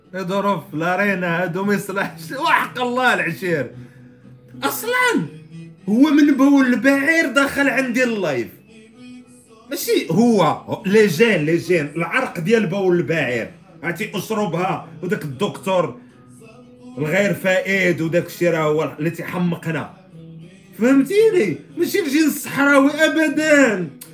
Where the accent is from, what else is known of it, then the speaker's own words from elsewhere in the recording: Morocco; عندنا في المغرب